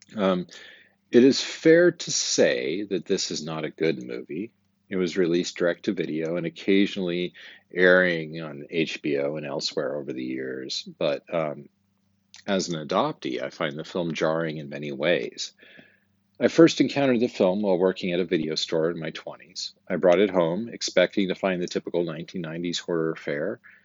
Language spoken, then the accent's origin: English; Twin Falls, Idaho, United States; I was born in 1974 in Twin Falls, Idaho, in the Magic Valley